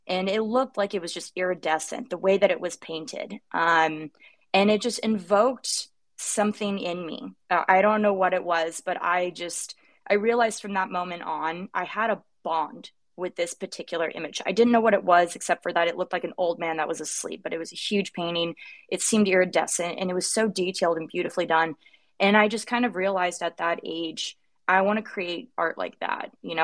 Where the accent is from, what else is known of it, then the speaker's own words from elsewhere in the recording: Sacramento, California, United States; now in Los Angeles, United States; I'm from Northern California originally, so Sacramento, the Bay adjacent, I guess, where you pay your taxes in California